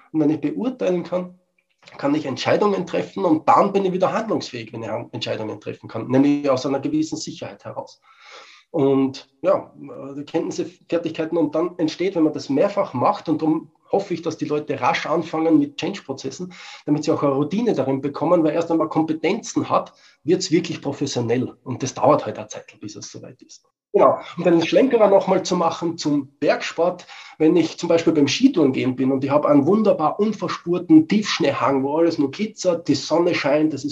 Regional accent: Austria; Ja, als Österreicher sage ich, wir wurschteln auch herum.

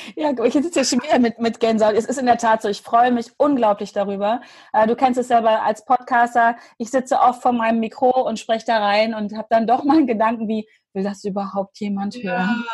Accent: Hanover, Lower Saxony, Germany; bei uns in Hannover.

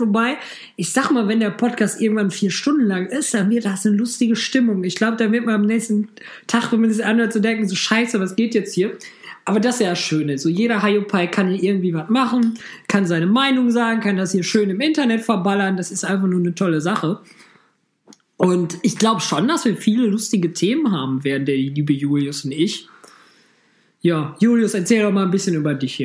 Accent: Düsseldorf, North Rhine-Westphalia, Germany; Ich als Düsseldorfer Rheinländer

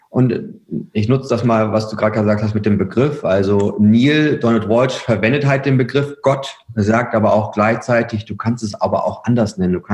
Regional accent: Herford, North Rhine-Westphalia, Germany; bin, bin Ostwestfale durch und durch. Ja. Also ich komme aus Herford

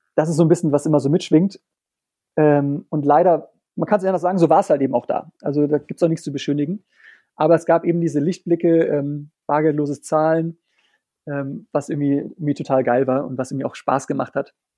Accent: Germany; moved away as an adult; ich als Deutscher

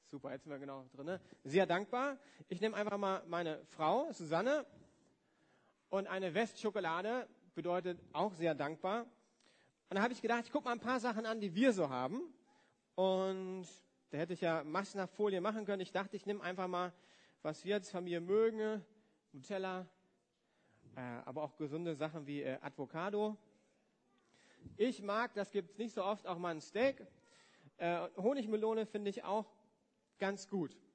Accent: Germany; Ich komme ja aus dem Westen, von daher äh, haben wir auch geschickt

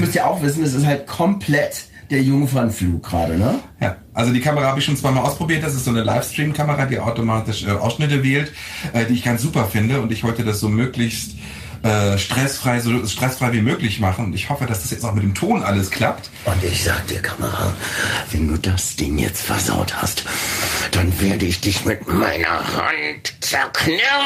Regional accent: Berlin, Germany; Ich bin hier geboren. Ich oh. bin Berliner.

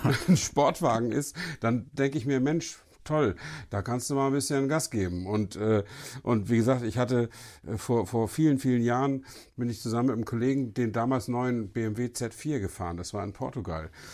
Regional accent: Northern Germany, Germany; also born or lived in Brandenburg; als Norddeutscher

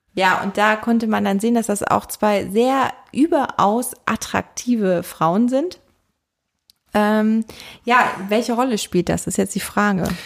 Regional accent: Rhineland, Germany; als Rheinländerin

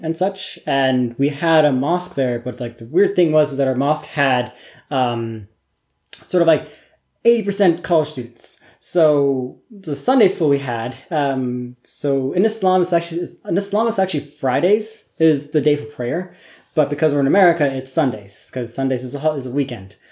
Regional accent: the Northwest, Pacific Northwest, United States; moved away; I'm, I'm American. Um, I grew up uh, in the Northwest, basically in a really small college town surrounded by farming country

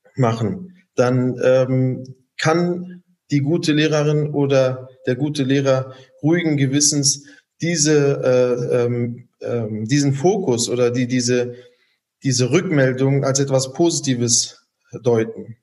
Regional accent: Germany; als Deutsche bezeichnen, weil wir hier aufgewachsen sind oder auch einen deutschen Pass haben

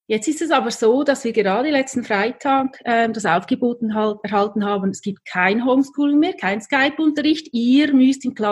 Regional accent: Lucerne, Switzerland; Ich stamme aus Luzern, führe seit sechs Jahren eine Kommunikationsagentur. Ähm, ich bin Heimweh-Schweizerin

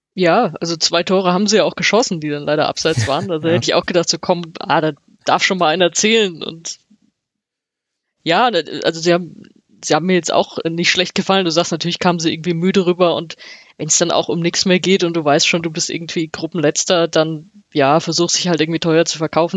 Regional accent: Frankfurt, Hesse, Germany; ich als Frankfurterin

